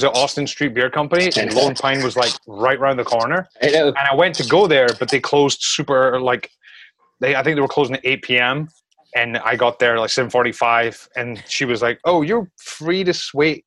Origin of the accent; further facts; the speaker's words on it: Scotland, United Kingdom; now in New York, United States; I'm from Scotland